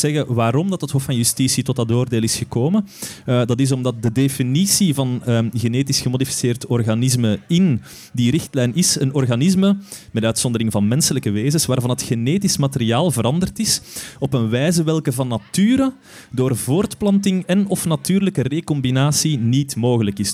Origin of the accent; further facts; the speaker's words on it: Steenhuffel, Flanders, Belgium; Ik ben van Steenuffel.